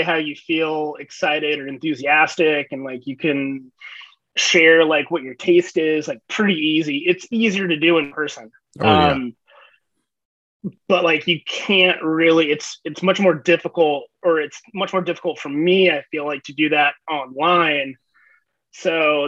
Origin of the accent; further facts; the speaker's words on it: Shawnee, Kansas, United States; I grew up in Shawnee, Kansas. It's a suburb of Kansas City on the Kansas side